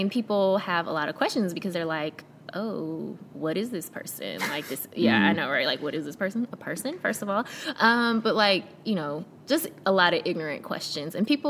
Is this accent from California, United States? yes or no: no; Memphis, Tennessee, United States; also born or lived in South Korea / Camp Lejeune, North Carolina; I grew up in Memphis.